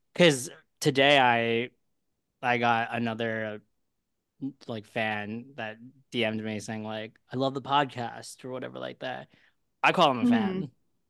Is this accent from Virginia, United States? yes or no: no; Philadelphia, Pennsylvania, United States; now in New York City, United States; I'm from Philly.